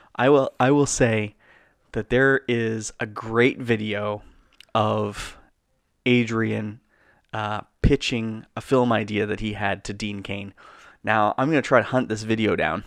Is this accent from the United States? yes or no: no; Canada; We're Canadian filmmakers